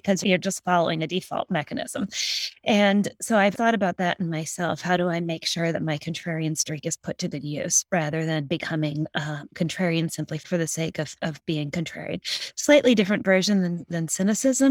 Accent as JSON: {"language": "English", "town": "Hibbing", "region": "Minnesota", "country": "United States", "tie": "born or raised there", "also_born_or_lived": "China Lake, California", "moved": "as an adult", "said": "we ended up living in northern Minnesota, a small town way up near the Canadian border called Hibbing"}